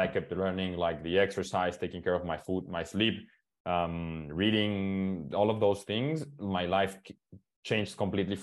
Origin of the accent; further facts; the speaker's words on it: Mexico; English is a second language; I'm from Mexico